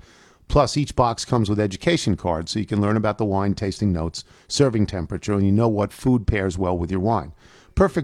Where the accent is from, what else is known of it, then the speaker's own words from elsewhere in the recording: New York, United States; now in Washington, D.C., United States; I grew up in New York, but I've been here for 40 years